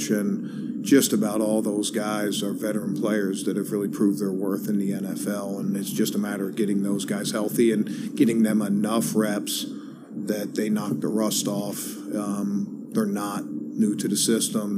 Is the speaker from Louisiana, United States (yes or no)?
no; Baltimore, Maryland, United States; I grew up in Baltimore